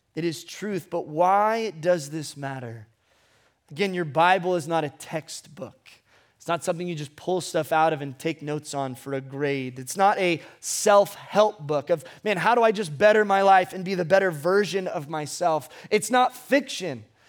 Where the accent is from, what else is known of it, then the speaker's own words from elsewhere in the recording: Ventura, California, United States; I was born in Ventura Memorial Hospital on January nineteenth, nineteen ninety-two